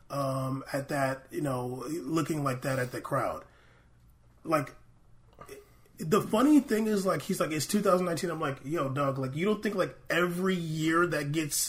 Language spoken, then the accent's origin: English; United States; We're American.